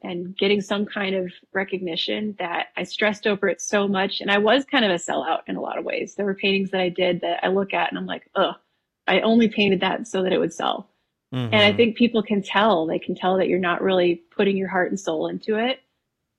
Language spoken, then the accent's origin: English; Wisconsin, United States; also born or lived in Texas; now in Colorado, United States; I was actually born and raised in Wisconsin